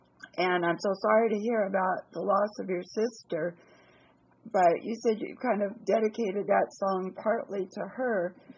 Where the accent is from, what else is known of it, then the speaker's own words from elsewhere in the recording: Santa Monica, California, United States; I was born in Santa Monica